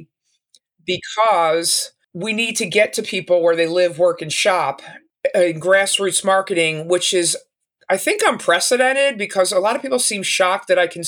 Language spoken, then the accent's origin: English; Philadelphia, Pennsylvania, United States; also born or lived in Arizona; I'm from Philadelphia